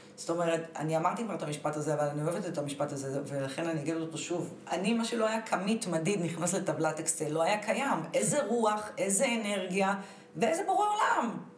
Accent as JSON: {"language": "Hebrew", "town": "Tel Aviv", "region": "Tel Aviv District", "country": "Israel", "tie": "born or raised there", "said": "נולדתי בתל אביב"}